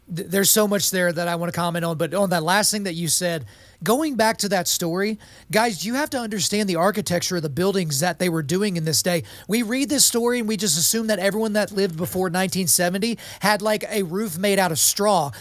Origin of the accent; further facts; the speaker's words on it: Oklahoma, United States; But I grew up in Oklahoma, so I was a Christian by dint of birth